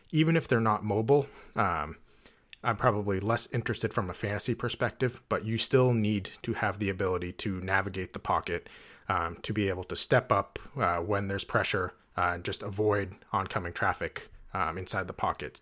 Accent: New Hampshire, United States; I grew up in New Hampshire

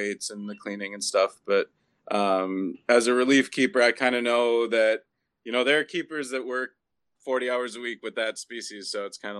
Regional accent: St. Paul, Minnesota, United States; when I was a kid, like growing up in St. Paul

